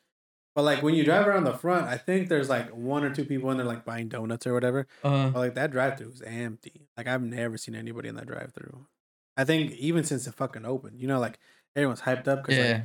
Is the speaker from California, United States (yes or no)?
yes; California, United States; we're from California